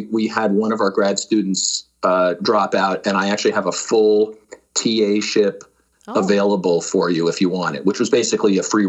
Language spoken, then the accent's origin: English; Connecticut, United States; moved away as an adult; also born or lived in New York City, New York / Pennsylvania / Madison, Wisconsin; now in San Jose, United States; So that's where I was born, and we lived in New York and then outside of New York, and then eventually they moved to the suburbs in Connecticut.